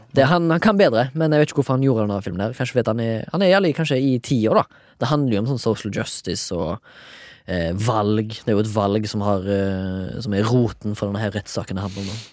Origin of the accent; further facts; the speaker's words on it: Haugesund, Rogaland, Norway; now in Oslo, Norway; 34 år, fra Haugesund.